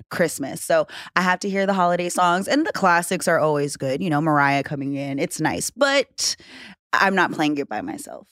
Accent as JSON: {"language": "English", "region": "Hawaii", "country": "United States", "tie": "born or raised there", "said": "I'm from Hawaii"}